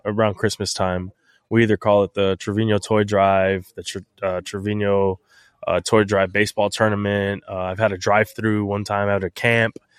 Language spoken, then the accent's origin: English; San Antonio, Texas, United States; my hometown X F L football team